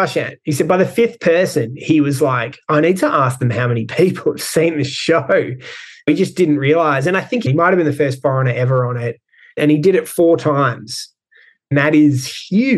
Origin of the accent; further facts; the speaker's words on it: Melbourne, Victoria, Australia; moved away as an adult; also born or lived in Shanghai, China / Hong Kong; I'm from Melbourne